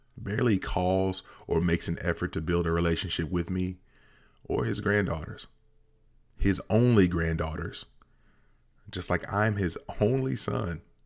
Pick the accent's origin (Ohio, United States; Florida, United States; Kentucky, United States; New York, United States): Kentucky, United States; Central; growing up in Central Kentucky